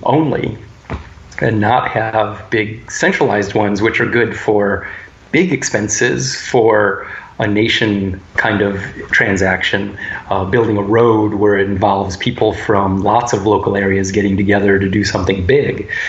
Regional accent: United States; especially as American males.

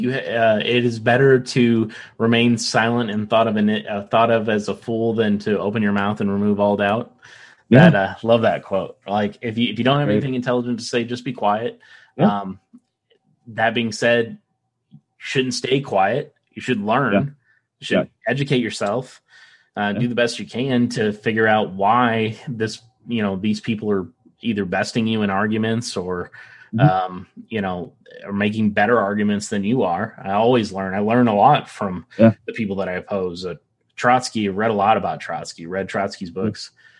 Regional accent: the South, United States; accent: Southern; Like I said, I grew up in the South. You don't hear a Southern accent from me, do you?

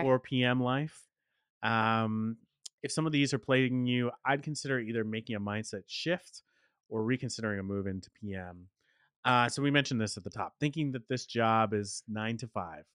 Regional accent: Dallas, Texas, United States; my hometown of Dallas, Texas

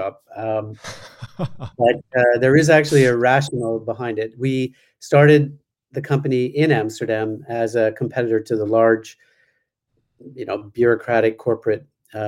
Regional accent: Canada; moved away; I was from Canada

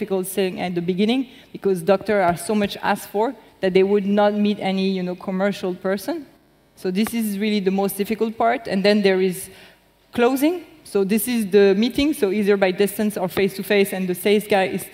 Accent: Lyon, Auvergne-Rhône-Alpes, France; moved away; I'm from Lyon, basically.

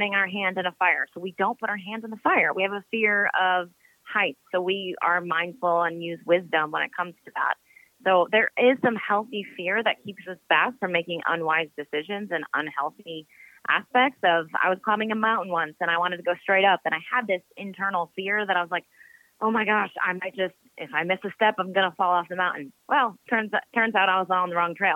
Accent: Minnesota, United States; moved away; also born or lived in Phoenix, Arizona; I was born in Phoenix, Arizona, but raised in Minnesota

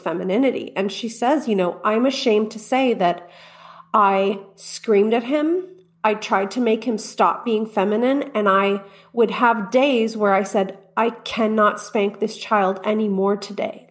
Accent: Texas, United States; my, my home state of Texas

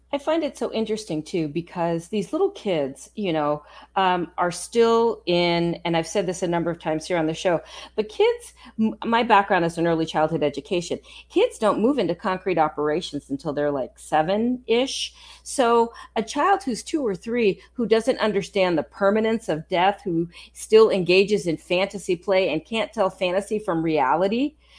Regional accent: San Francisco, California, United States; moved away as an adult; now in Texas, United States; I was born in California, I lived in California, I was born in San Francisco, um, and it's only been the last year and a half. I'm sorry, the last two and a half years that I've been here in Texas

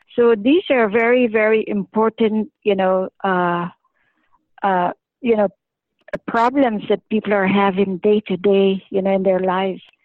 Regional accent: Canada; I'm a Canadian

